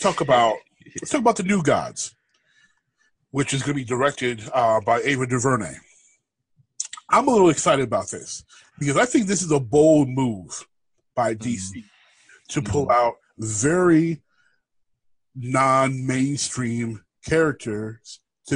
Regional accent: United Kingdom; I can do that. I'm British.

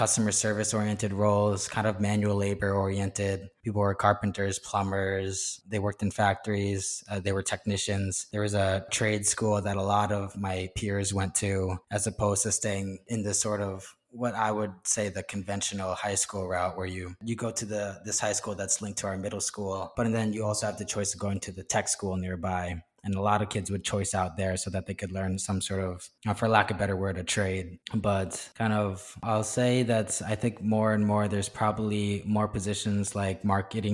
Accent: Turners Falls, Massachusetts, United States; moved away as an adult; also born or lived in Boston area, Massachusetts / Chicago, Illinois; I was born in Massachusetts around the Boston area, but then raised in Western Mass around Amherst. And then from there, it was a kind of a small town of about 4,000 people, or technically speaking, a village of 4,000 people named Turner's Falls

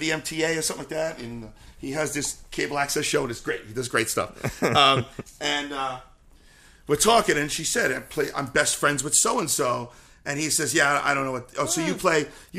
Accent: Queens, New York, United States; I grew up in Howard Beach, Queens, New York, which was a difficult place for a dancer to grow up, especially a boy dancer

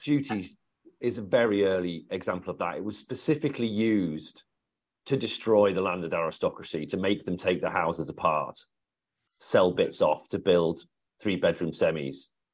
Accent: the Northwest, North West England, United Kingdom; where I come from in the Northwest

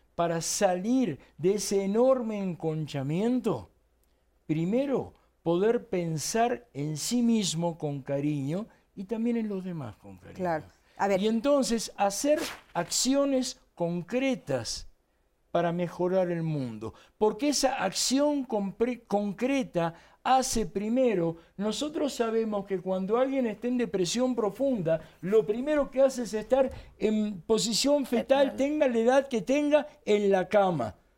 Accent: Argentina; accent: Argentine; moved away as an adult; now in Mexico; yo soy nacido en Argentina

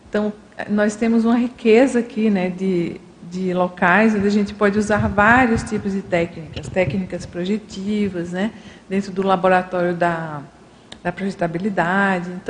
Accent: Irecê, Bahia, Brazil; born there; eu nasci naque, em Irecê, Bahia, naquela família, né, com meu pai, a minha mãe

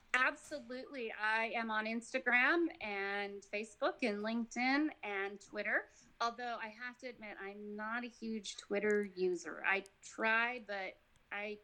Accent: Nevada, United States; moved away as an adult; now in Georgia, United States; I'm from Nevada

